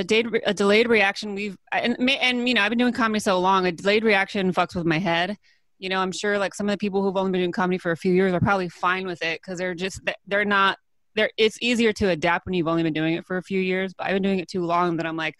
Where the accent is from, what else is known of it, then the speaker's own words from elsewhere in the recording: California, United States; I'm from California, born and raised